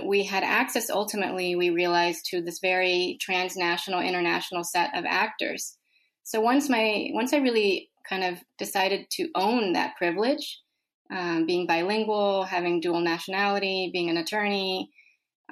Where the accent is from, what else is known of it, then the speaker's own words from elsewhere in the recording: El Salvador; moved away; I was born in El Salvador